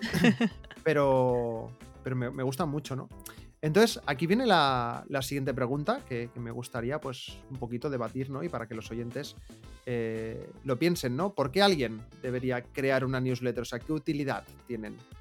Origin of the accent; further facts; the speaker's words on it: Barcelona, Catalonia, Spain; soy de Barcelona